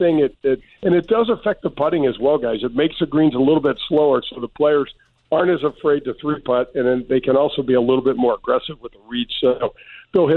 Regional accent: St. Louis, Missouri, United States; I grew up in North County

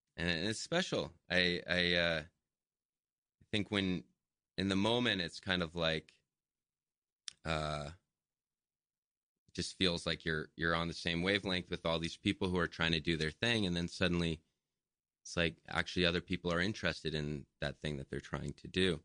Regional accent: Cumberland, Maine, United States; also born or lived in North Yarmouth, Maine; now in New York, United States; born and raised in Maine, and, uh, went to the same school district, K through twelve, M S A D fifty-one. That's, um, southern Maine, but north of Portland. Cumberland and North Yarmouth are the two different towns that I grew up in.

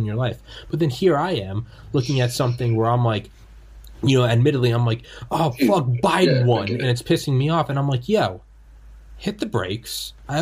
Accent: New England, United States; I'm from New England

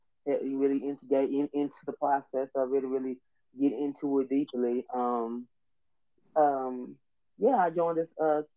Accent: the South, United States; I'm a Black man that lives in Arkansas. I'm from the South. I live in the South. I'm 29. I'm single.

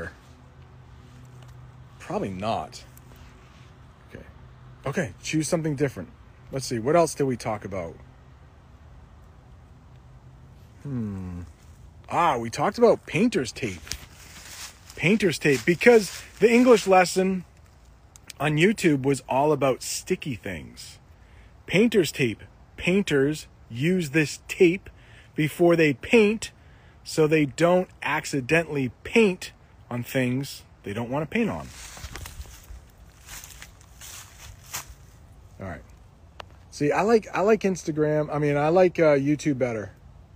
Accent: New England, United States; accent: New England; It's probably a New England accent. And I don't live that far from Canada, though.

